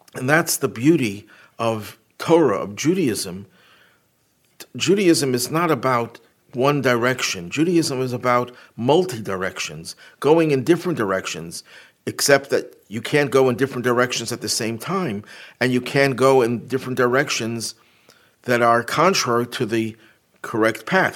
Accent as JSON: {"language": "English", "town": "Buffalo", "region": "New York", "country": "United States", "tie": "born or raised there", "said": "my hometown of Buffalo"}